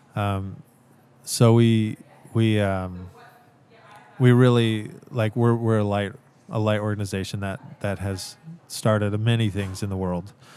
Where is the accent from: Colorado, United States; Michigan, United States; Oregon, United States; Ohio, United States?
Oregon, United States; Central; I grew up in Central Oregon